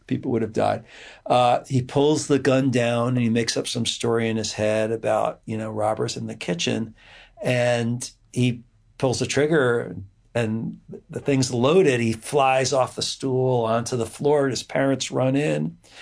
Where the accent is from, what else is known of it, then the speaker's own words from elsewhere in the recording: Edison, New Jersey, United States; also born or lived in Montclair, New Jersey / New Brunswick, New Jersey; I grew up in, uh, in mostly in New Jersey